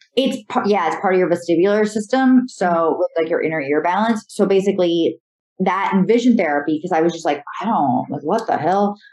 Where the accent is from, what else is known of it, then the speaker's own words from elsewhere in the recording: Connecticut, United States; moved away as an adult; also born or lived in Syracuse, New York / Los Angeles, California; now in New York, United States; growing up in Connecticut and like going to school in Syracuse